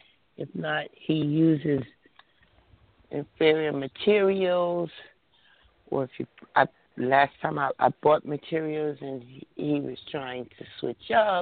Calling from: New Jersey, United States; New Jersey.

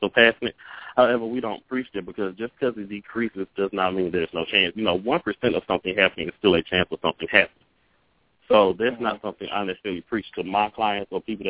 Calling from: Jackson, Mississippi, United States; I'm calling from Jackson, Mississippi

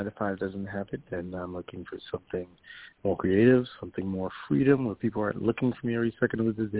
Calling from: New York, United States; This is … calling from New York.

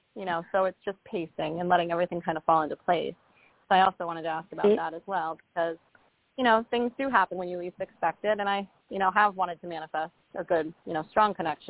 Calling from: Rhode Island, United States; I'm calling from Rhode Island.

